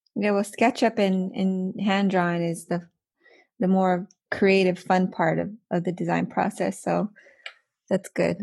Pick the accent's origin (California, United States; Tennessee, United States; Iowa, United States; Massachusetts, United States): California, United States; moved away as an adult; also born or lived in Thailand; now in Canada; now we're back in Canada but we're originally from California.